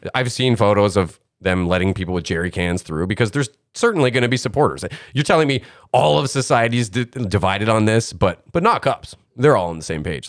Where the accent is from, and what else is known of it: Canada